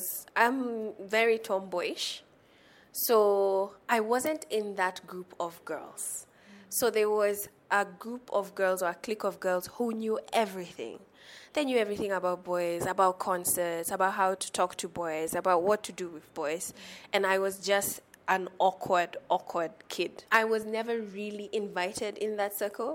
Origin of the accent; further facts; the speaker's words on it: Nairobi, Kenya; I am from Nairobi, born and raised